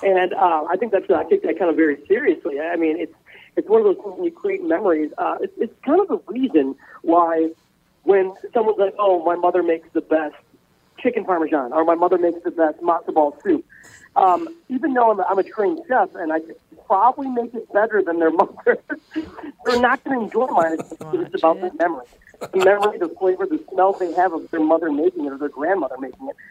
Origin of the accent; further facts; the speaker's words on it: Midwest, United States; growing up in the Midwest